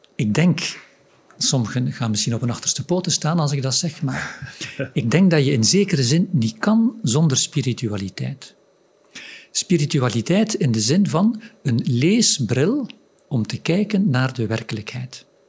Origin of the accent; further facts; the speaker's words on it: Flanders, Belgium; ik uit Vlaanderen kom